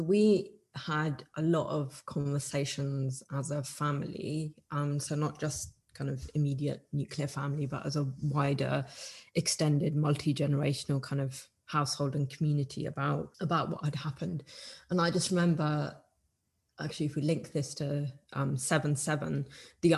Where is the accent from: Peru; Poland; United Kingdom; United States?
United Kingdom; we're British